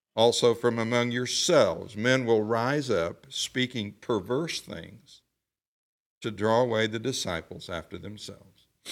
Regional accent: the South, Southern United States, United States; I said y'all. I'm a Southerner.

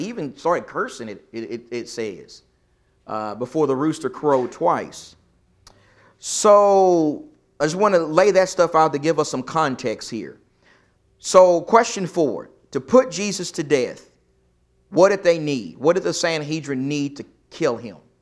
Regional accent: East Texas, United States; I'm from East Texas.

